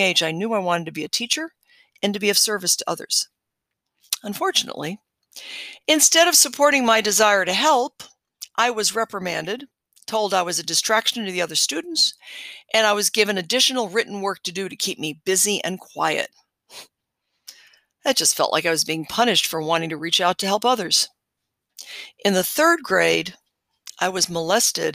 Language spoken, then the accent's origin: English; Chicago, Illinois, United States; moved away; also born or lived in Hawaii; I was born in Chicago, Illinois, and I was given another name at my birth that was chosen by my parents.